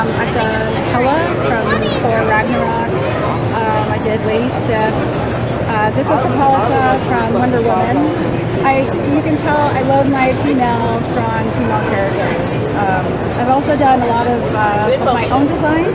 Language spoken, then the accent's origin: English; Portland, Oregon, United States; Downen Studios, and I'm from Portland, Oregon